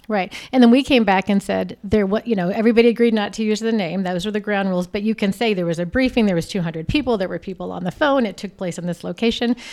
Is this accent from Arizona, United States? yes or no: yes; Arizona, United States; also born or lived in Texas; I'm from Arizona